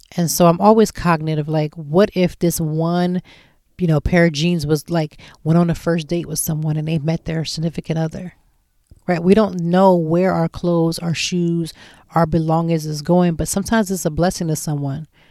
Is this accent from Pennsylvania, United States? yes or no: yes; Lancaster, Pennsylvania, United States; moved away as an adult; now in Philadelphia, United States; I'm from Lancaster, Pennsylvania